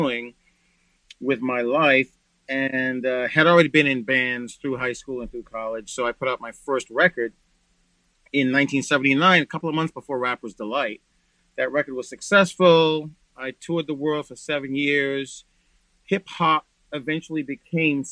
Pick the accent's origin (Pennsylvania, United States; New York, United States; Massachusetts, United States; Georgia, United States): Massachusetts, United States; Boston; I grew up in a neighborhood called the South End